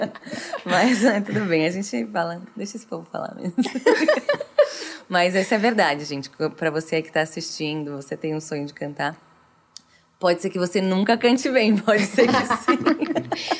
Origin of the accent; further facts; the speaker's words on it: Franca, São Paulo, Brazil; Eu nasci em Franca, uma cidade do interior de São uhum. Paulo.